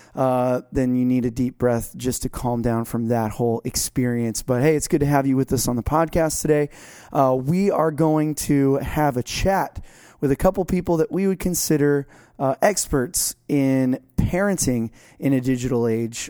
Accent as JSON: {"language": "English", "region": "South Florida", "country": "United States", "said": "I'm from South Florida and never grew out"}